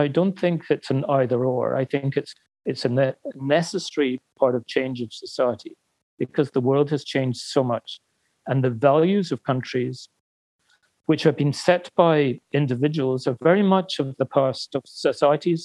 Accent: United Kingdom; I'm British

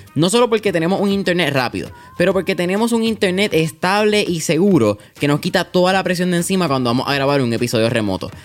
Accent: Puerto Rico; aquí como puertorriqueños

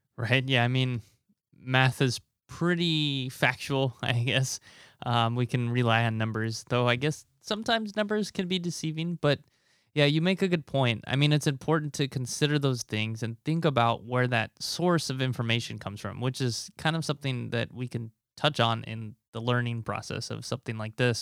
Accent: Nebraska, United States; moved away as an adult; my home state of Nebraska

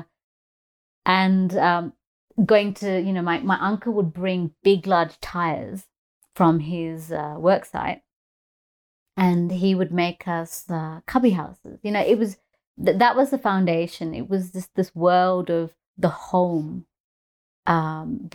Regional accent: Colombo, Western Province, Sri Lanka; moved away; I was born in Colombo, Sri Lanka, and I was born in 1980

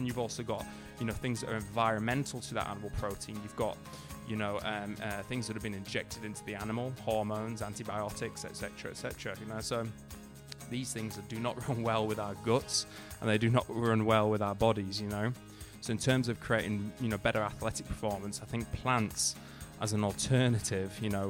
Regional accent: Huddersfield, Yorkshire and the Humber, United Kingdom; moved away as an adult; also born or lived in Leeds / New Zealand; now in Australia; up, I actually lived in a little town in the north of England called Huddersfield, Yorkshire, and so I grew up in Huddersfield, you know, all my life. Then I went to a university. Once I left, I went to Leeds in the north of England to a university there.

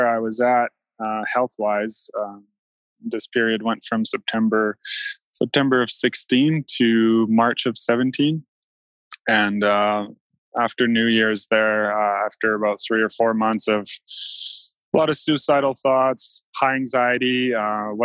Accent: East Coast of Canada, Atlantic Canada, Canada; moved away; I grew up on the East Coast of Canada and been living out west since 2003

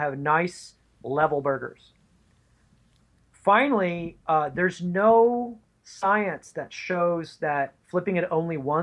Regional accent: East Coast, United States; now in California, United States; I grew up on the East Coast. And even though I live in California

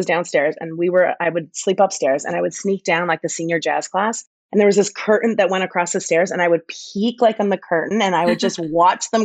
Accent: Edmonton, Alberta, Canada; moved away as an adult; also born or lived in Vancouver; I'm originally from Edmonton, Alberta, Canada

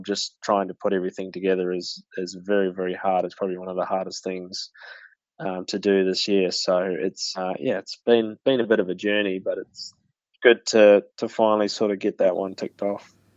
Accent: Pukekohe, Auckland, New Zealand; especially that being my hometown

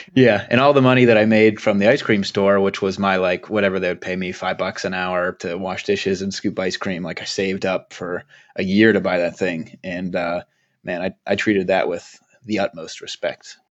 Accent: Pittsburgh, Pennsylvania, United States; also born or lived in New York; I just always say that I'm from Pittsburgh, even though I was born outside of the state

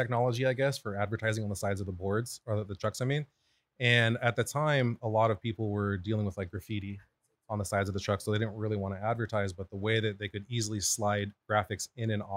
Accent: Moreno Valley, California, United States; now in Corona, United States; I live in Corona now, but we're both from Moreno Valley

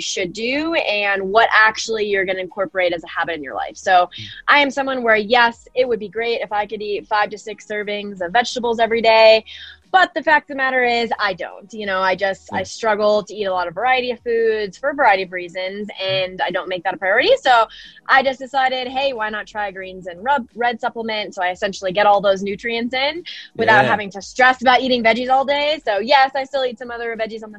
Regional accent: Denver, Colorado, United States; born and raised in Denver, Colorado

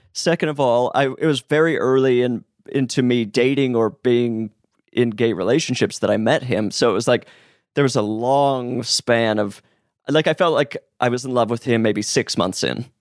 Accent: Utah, United States; I'm from Utah

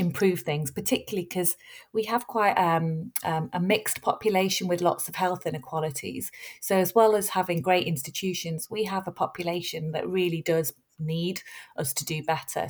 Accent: Bury, North West England, United Kingdom; I'm from Bury, which is a little town in the north of Manchester. So I've grown up there, and my entire education has been at Manchester

